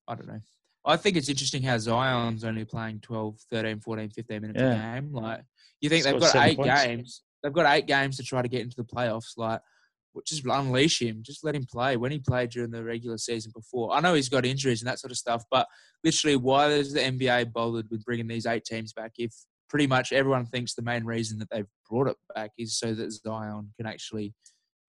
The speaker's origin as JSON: {"language": "English", "country": "Australia", "said": "I'm an Aussie"}